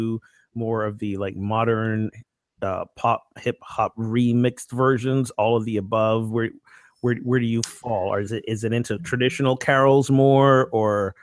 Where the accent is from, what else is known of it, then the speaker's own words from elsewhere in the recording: Barbados; now in Amesbury, United States; my home country of Barbados